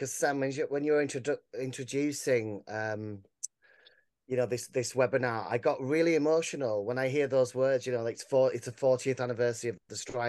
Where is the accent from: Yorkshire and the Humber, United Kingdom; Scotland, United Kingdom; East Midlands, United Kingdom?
Yorkshire and the Humber, United Kingdom; Grimethorpe; I'm from Grimthorpe, you know, which was at the real centre of some of these big disputes that were happening. I was a young boy. I was only four during the strike